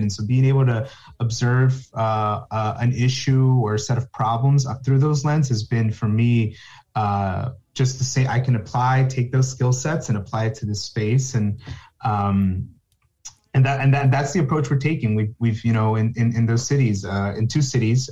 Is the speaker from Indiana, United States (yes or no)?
no; New Jersey, United States; I'm from New Jersey, born in New Jersey, raised, college, everything in New Jersey